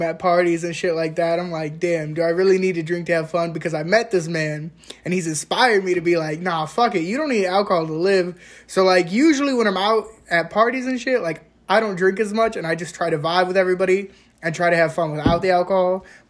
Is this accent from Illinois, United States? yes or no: no; Indiana, United States; we're from Indiana